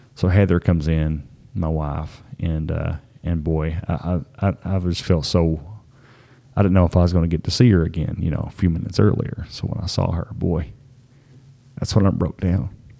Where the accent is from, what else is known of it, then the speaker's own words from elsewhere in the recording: the county neighboring Harlan County, Kentucky, United States; we're from the county neighboring Harlan